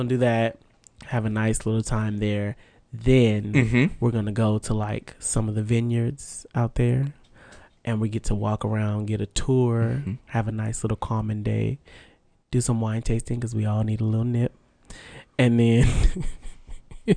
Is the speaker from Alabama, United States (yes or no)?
no; Vallejo, California, United States; my hometown of Vallejo